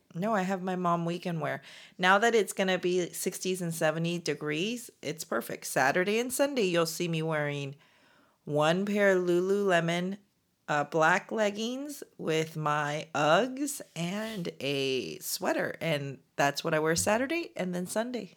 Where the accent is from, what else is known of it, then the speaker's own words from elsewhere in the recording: United States; as Korean American professional women